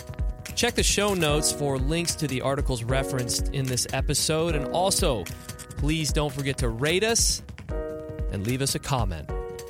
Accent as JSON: {"language": "English", "region": "Michigan", "country": "United States", "also_born_or_lived": "Ohio", "moved": "yes", "said": "you and I have both lived in Ohio, but we're originally from Michigan"}